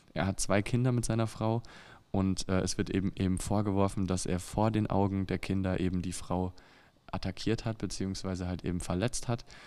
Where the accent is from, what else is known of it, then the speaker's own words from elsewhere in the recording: Germany; als Deutscher